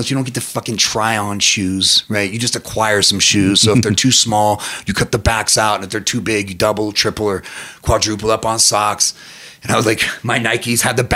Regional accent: Reno, Nevada, United States; I'm not born or raised in Vegas, from Reno.

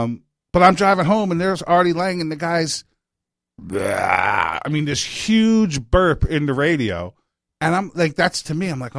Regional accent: New York, United States; moved away; I am so glad I grew up in New York.

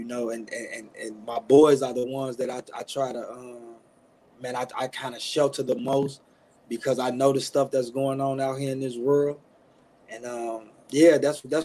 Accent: Chicago, Illinois, United States; now in Milwaukee, United States; I'm a guy from south side of Chicago, born and raised in the Inglewood neighborhood. Now reside in Milwaukee, Wisconsin with my wife.

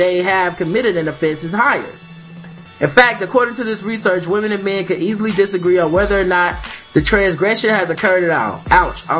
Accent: United States; I'm just a dumb American

